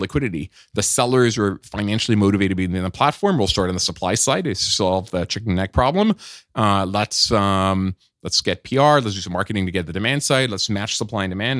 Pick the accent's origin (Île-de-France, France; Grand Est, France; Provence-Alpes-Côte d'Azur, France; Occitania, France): Provence-Alpes-Côte d'Azur, France; Nice; moved away; also born or lived in Paris; I was born in, uh, in Paris, but I grew up in Nice